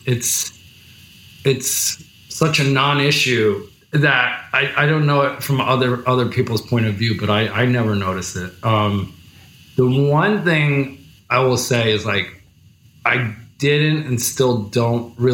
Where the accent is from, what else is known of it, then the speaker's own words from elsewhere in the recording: New Jersey, United States; now in New York City, United States; I'm from New Jersey originally